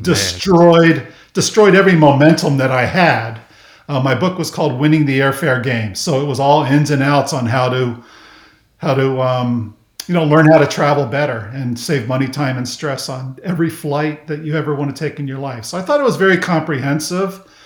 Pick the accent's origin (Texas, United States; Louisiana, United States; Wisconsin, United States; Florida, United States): Florida, United States; Miami; also born or lived in Kansas; I basically grew up in South Florida. Um, so we moved from Kansas to Miami when I was in first grade, and then I spent the rest of my childhood in Miami until I graduated from high school